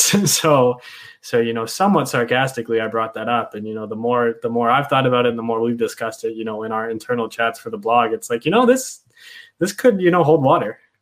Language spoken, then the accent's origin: English; Dallas, Texas, United States; I grew up in Texas, um, in Dallas actually